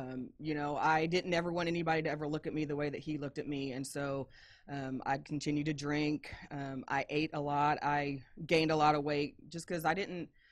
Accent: Indiana, United States; moved away as an adult; I am originally from Indiana

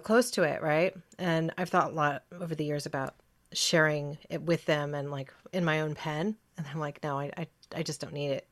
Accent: Ashland, Oregon, United States; also born or lived in California; I'm a native Oregonian

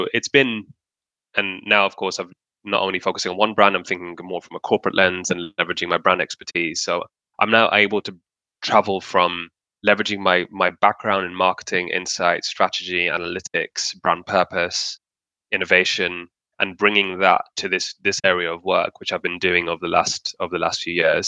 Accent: Pakistan; in Pakistan in my home country

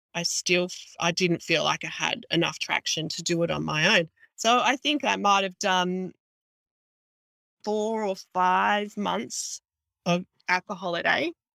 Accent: Mid North Coast, New South Wales, Australia; I am an Aussie girl from the mid north coast in Australia, which is, I'd say, five, six hours drive from Sydney, in between Sydney and Brisbane.

